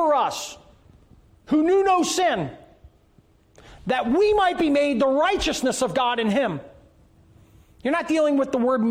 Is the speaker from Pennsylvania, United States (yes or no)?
yes; Philadelphia, Pennsylvania, United States; I was born in Philadelphia